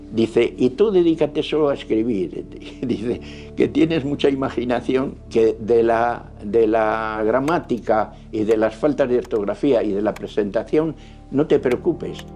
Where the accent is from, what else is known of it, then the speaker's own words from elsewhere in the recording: Valladolid, Castile and León, Spain; also born or lived in Avilés, Asturias; Nací en Avilés, un 17 de julio de 1926, pero con tres años de edad, por el traslado de mis padres a Valladolid, vine a vivir con ellos